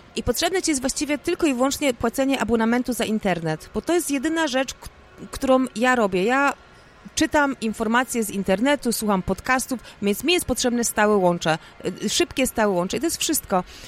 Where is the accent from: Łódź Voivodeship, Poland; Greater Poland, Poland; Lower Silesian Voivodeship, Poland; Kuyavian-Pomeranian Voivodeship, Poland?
Greater Poland, Poland; Poznań; Ja jestem taką typową poznanianką